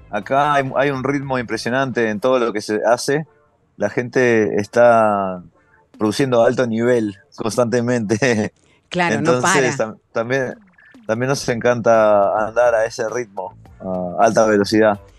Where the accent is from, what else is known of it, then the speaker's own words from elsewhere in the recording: New York, United States; also born or lived in Uruguay; yo nací en Uruguay, pero desde joven que mi familia vive acá en Nueva York y yo me crié acá entonces también.